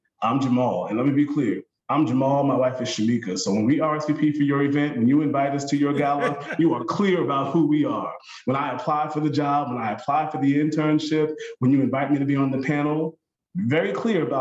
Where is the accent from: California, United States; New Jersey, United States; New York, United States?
New York, United States; Long Island; I'm from Long Island, right? Born and raised